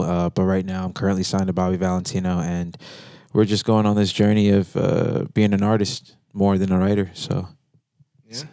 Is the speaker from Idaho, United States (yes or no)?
no; Central Florida, United States; I'm from Central Florida